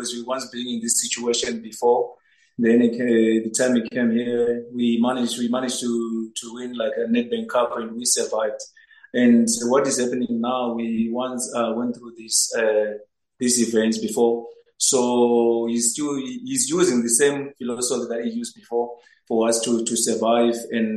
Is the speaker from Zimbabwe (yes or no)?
yes; Zimbabwe; moved away as an adult; now in South Africa; I'm originally from Zimbabwe